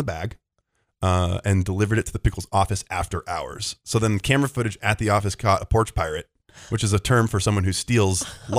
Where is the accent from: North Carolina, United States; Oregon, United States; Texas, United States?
Oregon, United States; I'm from Oregon.